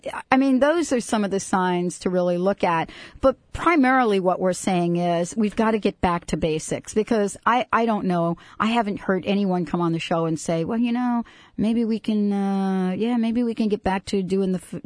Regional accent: East Coast, United States; moved away; I come from the East Coast

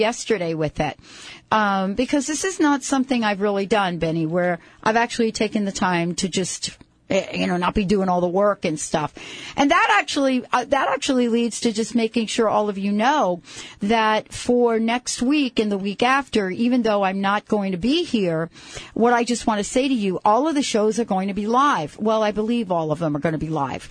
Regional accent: East Coast, United States; moved away; I grew up on the East Coast

